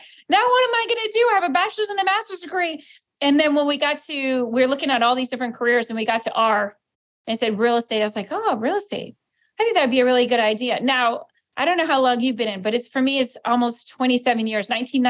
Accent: Key West, Florida, United States; it's my hometown. I grew up from Key West, you know, I graduated from Key West High School.

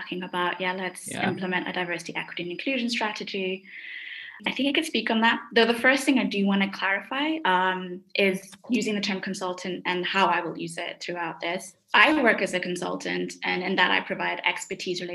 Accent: Kenya; also born or lived in London, United Kingdom; now in Munich, Germany; I'm Kenyan. I come from a country where you can say there's a thriving nonprofit industry

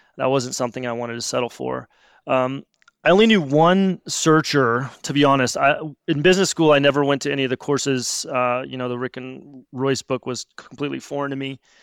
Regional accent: Missouri, United States; moved away as an adult; I grew up in Missouri

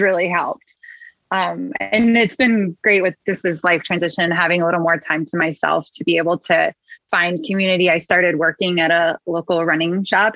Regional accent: Midwest, United States; accent: Midwest; good old Midwest

